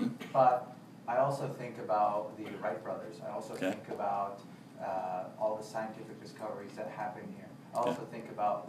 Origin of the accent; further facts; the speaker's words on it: Damascus, Damascus Governorate, Syria; now in United States; I grew up in Syria.